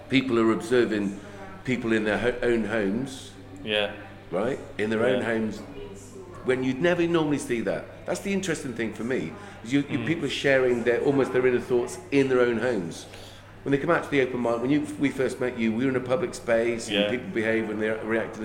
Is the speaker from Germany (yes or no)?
no; Ireland; I'm Irish